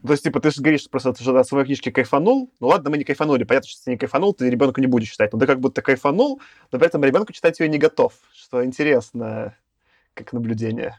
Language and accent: Russian; Belarus; also born or lived in Minsk; я белорус